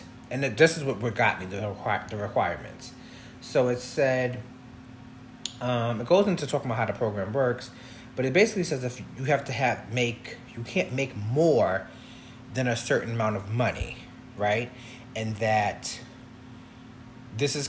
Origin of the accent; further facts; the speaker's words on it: Long Island, New York, United States; also born or lived in Harlem, New York City; I'm actually was born in Harlem. So I was born in New York City. My parents then moved us from New York City to Long Island because they just wanted us to have a suburban life, and so we moved to Long Island, and I've pretty much grew up on Long Island